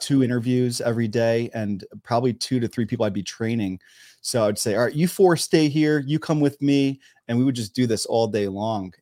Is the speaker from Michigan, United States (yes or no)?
no; Wallingford, Connecticut, United States; moved away as an adult; also born or lived in Philadelphia, Pennsylvania; now in San Diego, United States; I was born and raised in Wallingford, Connecticut